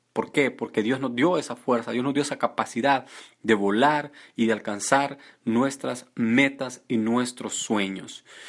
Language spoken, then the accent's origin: Spanish; El Salvador; moved away; yo estaba en mi país y fui elegido para trabajar, yo trabajaba con el gobierno y fui elegido para estar en una de las mejores áreas